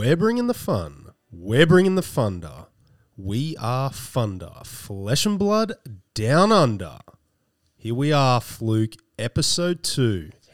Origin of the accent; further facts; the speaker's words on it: Sydney, New South Wales, Australia; also born or lived in Blacktown; I didn't grow up there. I grew up more around northwestern Sydney. Okay around Winston Hills, then to Castle Hill